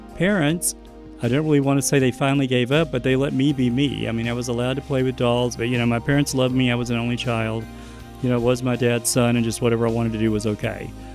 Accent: East Texas, United States; I was born in East Texas

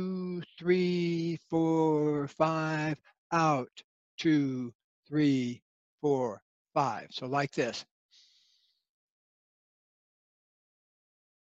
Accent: Florida, United States; I grew up in Florida

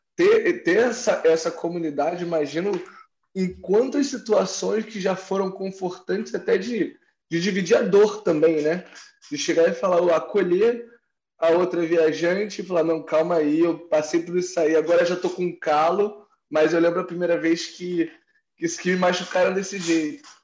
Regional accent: Rio de Janeiro, Brazil; moved away as an adult; also born or lived in Barcelona; now in Lisbon, Portugal; eu sou carioca também

